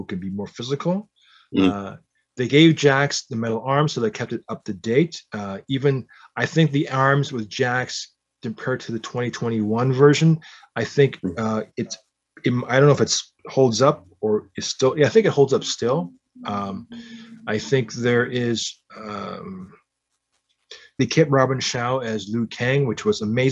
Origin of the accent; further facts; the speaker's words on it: Canada; I was born in Canada.